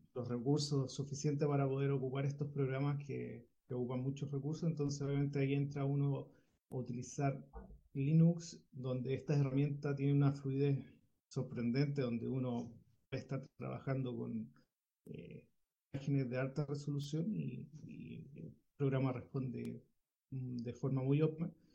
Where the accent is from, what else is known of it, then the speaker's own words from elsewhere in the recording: Chile; soy de Chile